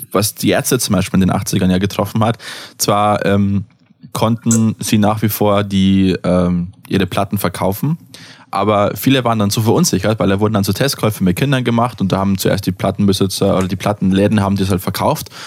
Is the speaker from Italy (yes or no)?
no; United States; ich bin Amerikaner, ich darf Czerne sagen.